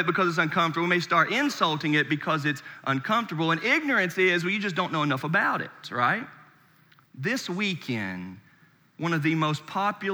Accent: Charlotte, North Carolina, United States; moved away; I'm born and raised in Charlotte, North Carolina

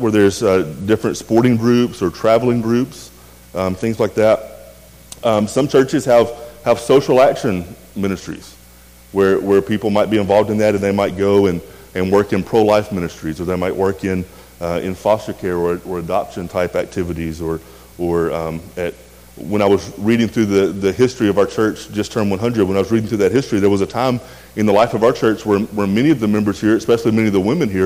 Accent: rural West Tennessee, United States; I grew up in a small, really small town in a kind of a farming community in rural West Tennessee

